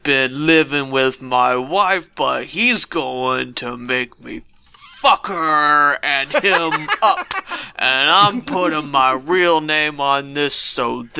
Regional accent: Marion, United States; I'm from Marion.

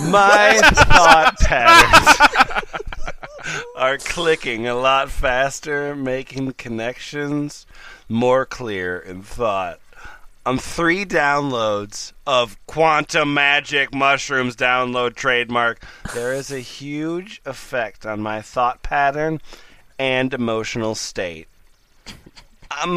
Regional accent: Australia; I'm from Australia.

